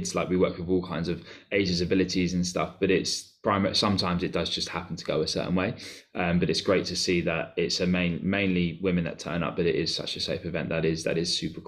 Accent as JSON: {"language": "English", "town": "Cambridge", "region": "East of England", "country": "United Kingdom", "said": "I'm from Cambridge."}